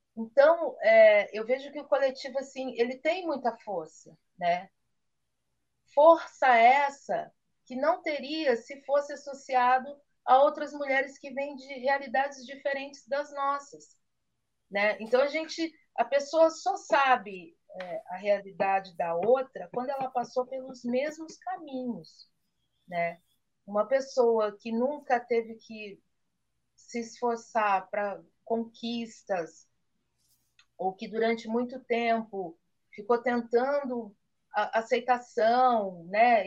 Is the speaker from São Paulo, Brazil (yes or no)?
yes; Campinas, São Paulo, Brazil; eu sou paulista de Campinas, né, e com uma avó baiana